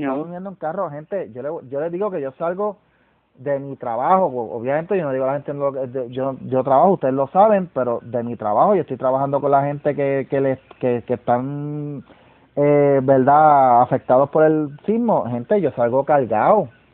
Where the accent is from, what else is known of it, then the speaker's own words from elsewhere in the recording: Puerto Rico; nosotros mismos puertorriqueños